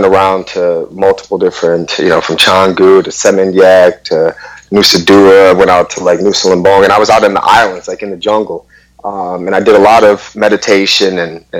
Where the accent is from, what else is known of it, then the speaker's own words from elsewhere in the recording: Detroit, Michigan, United States; I'm born and raised in Detroit, Michigan.